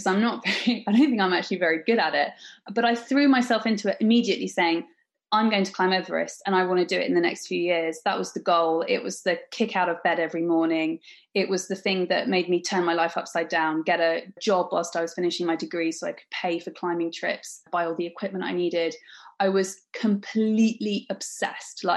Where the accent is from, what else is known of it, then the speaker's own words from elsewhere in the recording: Wokingham, South East England, United Kingdom; I grew up in Wokingham, a little town in Berkshire.